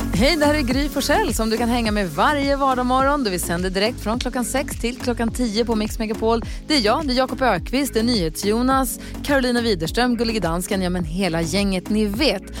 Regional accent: Luleå, Norrbotten County, Sweden; i Luleå, där jag kommer ifrån

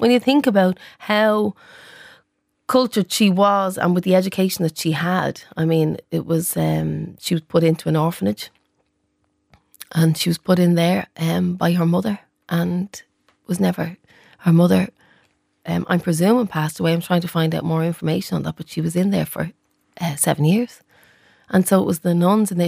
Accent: Dublin, Leinster, Ireland; I'm from the Liberties

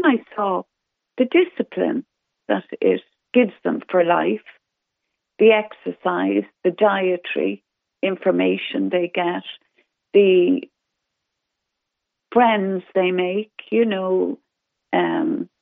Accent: Ireland; the pride as an Irish person

